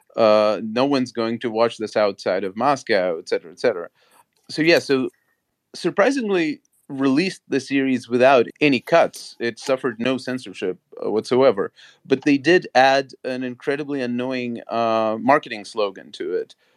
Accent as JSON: {"language": "English", "country": "Latvia", "moved": "yes", "said": "I come from Soviet occupied Latvia and um, I come from a Russian speaking Jewish community there."}